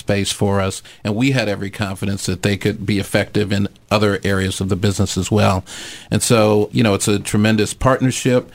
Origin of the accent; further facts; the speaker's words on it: St. Louis, Missouri, United States; also born or lived in London; now in Philadelphia, United States; I grew up in St. Louis